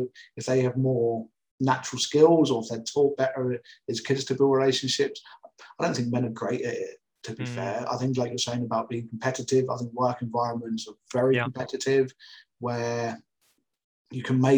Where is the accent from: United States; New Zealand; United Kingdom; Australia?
United Kingdom; Portsmouth, South East England; I grew up in Portsmouth